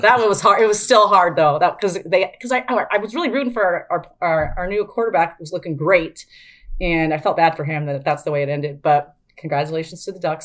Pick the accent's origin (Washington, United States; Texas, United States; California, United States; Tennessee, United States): Washington, United States; Spokane; I grew up in Spokane